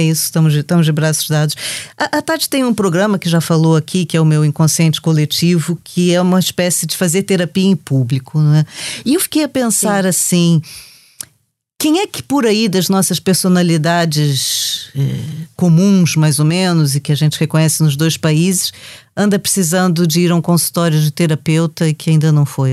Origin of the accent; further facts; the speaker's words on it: Brazil; now in Portugal; a gente sai do Brasil, mas o Brasil não sai de nós